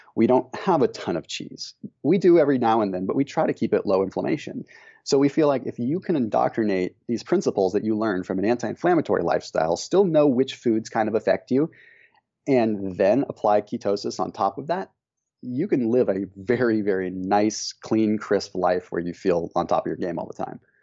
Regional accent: Northern California, United States; we grew up in Northern California

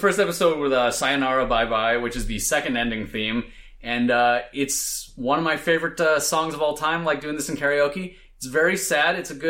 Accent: East Coast, United States; moved away; I'm from the East Coast originally

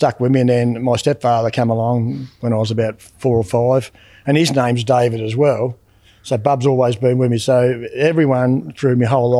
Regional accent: Rosebery, Tasmania, Australia; also born or lived in Queenstown; And we went to Rosebery when I was about 13. So basically I grew up in Rosebery in a mining town.

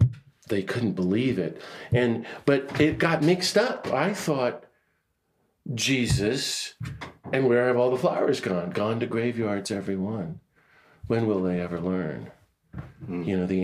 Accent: Washington, District of Columbia, United States; Now we're talking in the 70s. I'm growing up in Washington, D.C. and doing really good scripture studies.

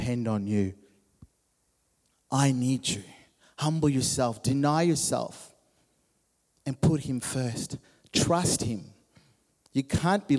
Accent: Zimbabwe; When I was 16, growing up in Zimbabwe

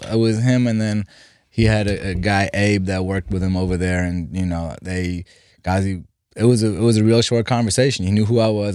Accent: Germany; English is a second language; also born or lived in Iran / Los Angeles, United States; now in United States; We left Iran in, in the eighties and moved to Germany 'cause my dad had two sisters who were already out there. So I, I grew up, but yeah, I grew up in Germany.

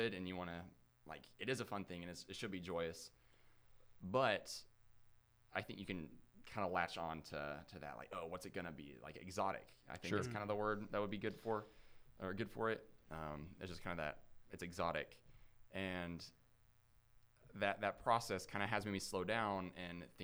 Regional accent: Huntsville, Alabama, United States; I grew up in Huntsville

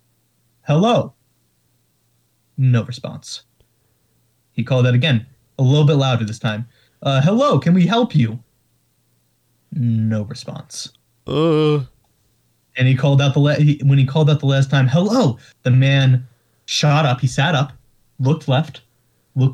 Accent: New York area, United States; we're from the New York area

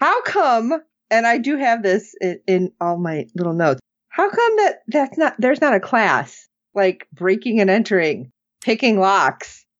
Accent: Illinois, United States; growing up in Illinois

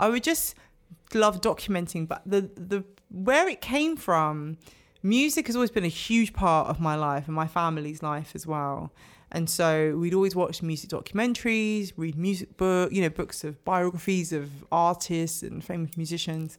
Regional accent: London, United Kingdom; growing up in London

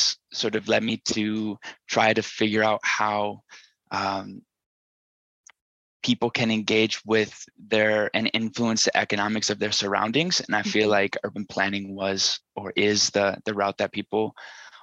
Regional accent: St. Paul, Minnesota, United States; moved away; I grew up in the suburbs of St. Paul

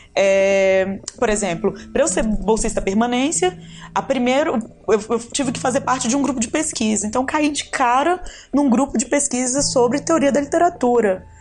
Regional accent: Ceilândia, Federal District, Brazil; eu fui criada na periferia, na Tailândia, né? Que eu fico brincando, que é ali na, na divisa de Taguatinga com Ceilândia

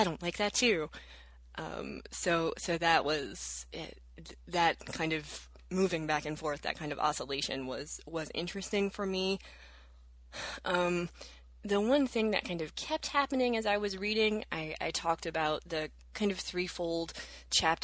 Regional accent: the South, United States; I was raised in the South as an evangelical Protestant

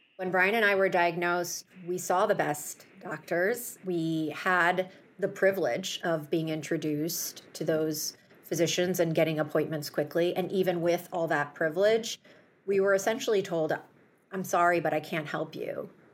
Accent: Chicago, Illinois, United States; my hometown of Chicago

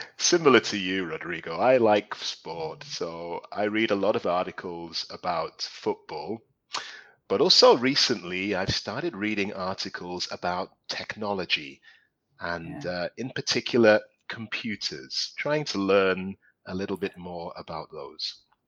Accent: Newcastle upon Tyne, North East England, United Kingdom; also born or lived in London; now in Spain; I'm originally from London, but when I was small, I moved to the northeast of England, a place called Newcastle.

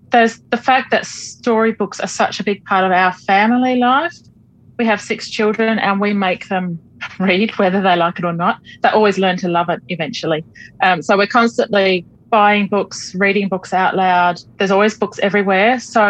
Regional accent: Albany, Western Australia, Australia; moved away as an adult; also born or lived in Netherlands; now in Perth, Australia; I was born in the Netherlands, raised in Albany, and then moved to Perth when I started university.

